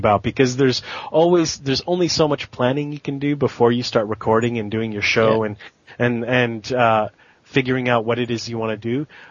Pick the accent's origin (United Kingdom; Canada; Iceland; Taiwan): Canada; Winnipeg, Manitoba; in Winnipeg, where I'm from